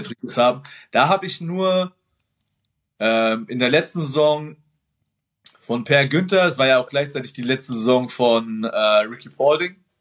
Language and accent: German; Nuremberg, Bavaria, Germany; für mich als Nürnberger